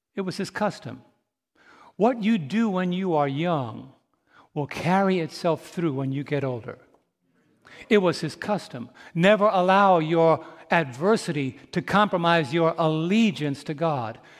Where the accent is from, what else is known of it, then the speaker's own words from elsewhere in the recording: New York, United States; moved away; also born or lived in St. Louis, Missouri; I'm from New York.